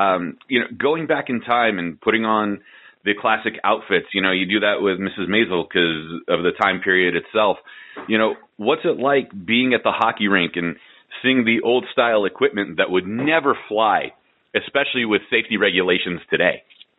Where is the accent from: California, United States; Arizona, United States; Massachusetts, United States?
California, United States; San Francisco; We're both kids from San Francisco.